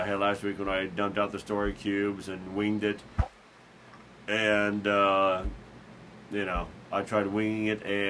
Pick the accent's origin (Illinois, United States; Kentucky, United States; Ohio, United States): Illinois, United States; Carbondale; my hometown of Carbondale, Illinois